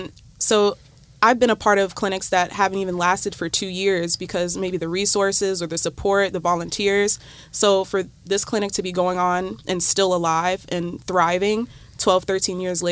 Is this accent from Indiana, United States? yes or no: no; Florida, United States; now in Ohio, United States; but I'm from Florida, actually, so Ohio is very new to me